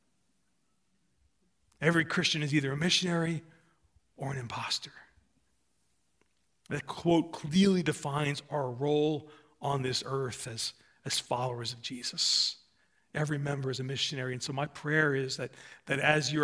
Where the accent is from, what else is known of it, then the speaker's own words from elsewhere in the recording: United States; I'm an American